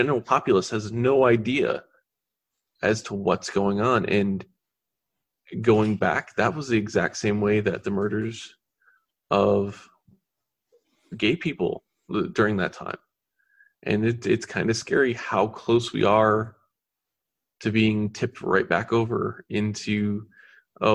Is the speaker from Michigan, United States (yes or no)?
yes; Michigan, United States; I grew up in Michigan